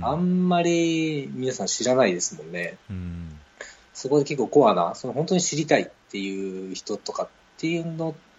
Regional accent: Osaka, Japan; accent: Kansai-ben; moved away; 私はまあ大阪出身で、まあ、関西弁でどうしても頭の中は考えちゃってます

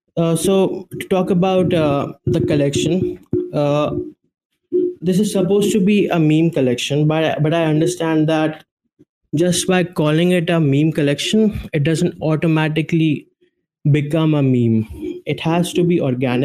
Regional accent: India; I'm from India

